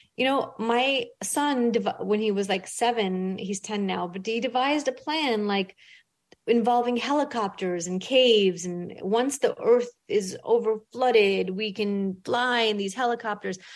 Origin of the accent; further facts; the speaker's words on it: New York City, New York, United States; English is a second language; moved away as an adult; now in Florida, United States; I grew up in a rough part of Brooklyn. I grew up poor. I was an immigrant. I didn't speak English until I went to school